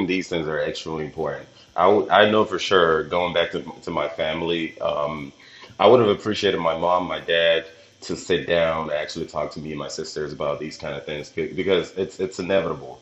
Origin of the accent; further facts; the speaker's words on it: Nigeria; I'm Nigerian